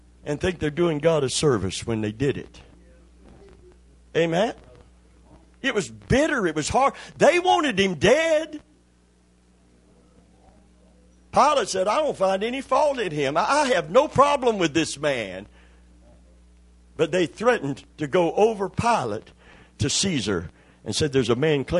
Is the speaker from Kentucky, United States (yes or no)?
yes; Kentucky, United States; I'm from Kentucky